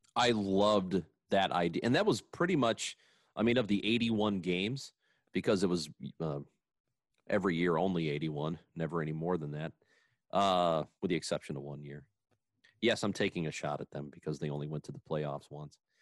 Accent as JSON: {"language": "English", "town": "Granite City", "region": "Illinois", "country": "United States", "tie": "born or raised there", "said": "growing up in Granite City."}